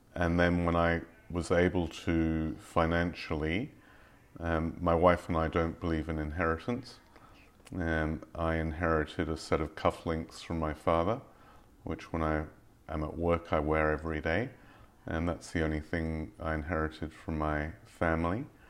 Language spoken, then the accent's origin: English; England, United Kingdom; moved away; I grew up in England